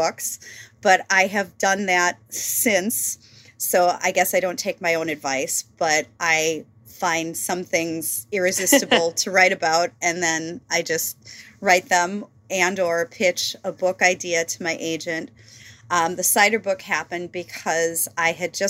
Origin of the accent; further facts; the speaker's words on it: Wisconsin, United States; I'm from Wisconsin